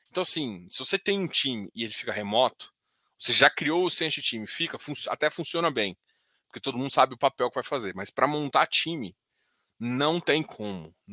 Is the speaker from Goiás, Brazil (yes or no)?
yes; Goiás, Brazil; mas eu sou goiano, cara.